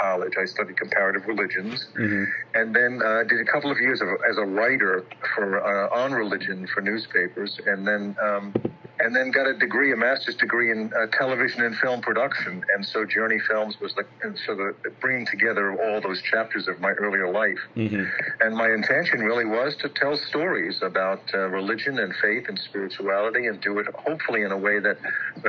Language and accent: English; New York City, New York, United States; also born or lived in Rhode Island; now in Alexandria, United States; I'm originally born and raised in Queens, New York